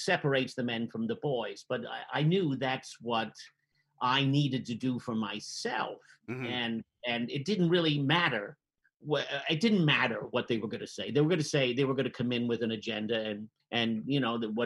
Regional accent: Jersey City, New Jersey, United States; as an Irish Catholic kid in Jersey City

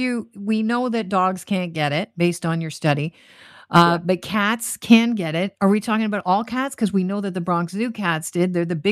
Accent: Brampton, Ontario, Canada; I spent some time growing up in the B-Dot too.

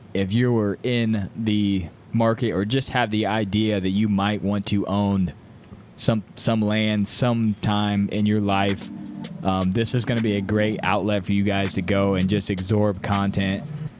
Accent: Louisiana, United States; well, I'm from Louisiana, you know, I can't relate to Midwest guys buying land

